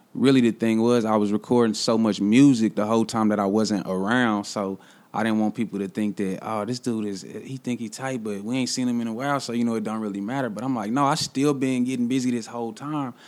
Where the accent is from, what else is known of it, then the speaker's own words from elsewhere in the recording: Kansas City, Missouri, United States; I'm really from the city, like, really born at Truman, you know, the county hospital, like, really from the city.